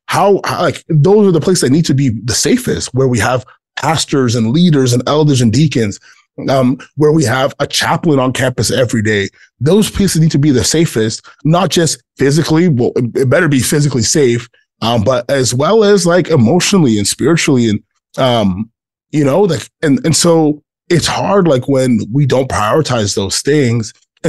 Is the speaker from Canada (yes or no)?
no; Ghana; And I'm from Ghana, and I grew up in a Black church, and those things are, this is like, I know who I am.